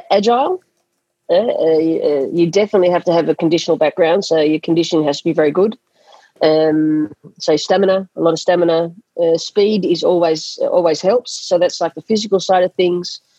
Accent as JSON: {"language": "English", "country": "Australia", "tie": "born or raised there", "said": "school sports is an integral part of um, growing up in Australia, and that is not not the, not the case in a lot of countries."}